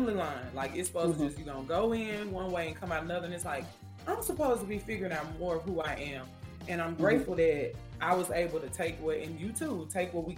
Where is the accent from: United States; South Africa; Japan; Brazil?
United States; Memphis, Tennessee; I grew up in Memphis